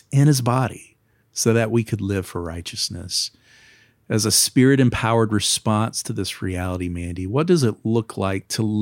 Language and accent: English; Kentucky, United States; I'm from Kentucky.